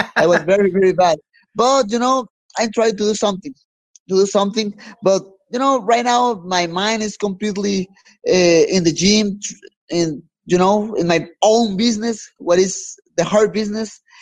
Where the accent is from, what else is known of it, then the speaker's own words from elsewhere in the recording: Mexico; I'm from Mexico